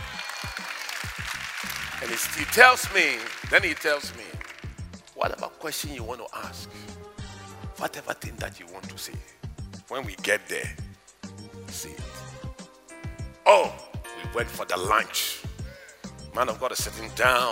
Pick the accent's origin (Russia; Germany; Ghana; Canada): Ghana; I come from Africa. Do you know Ghana